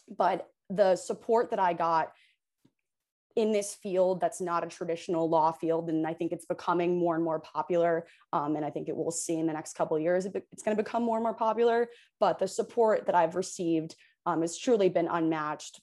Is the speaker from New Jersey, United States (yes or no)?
yes; Hoboken, New Jersey, United States; also born or lived in New York City / North Carolina / Providence; I'm from Hoboken, New Jersey, uh, born and raised fifth generation